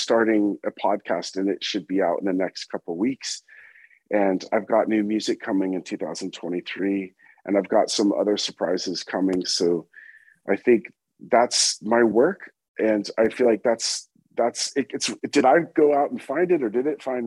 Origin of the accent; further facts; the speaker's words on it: California, United States; moved away; also born or lived in New York; I was born in California. I've lived in New York half my life and half my life in California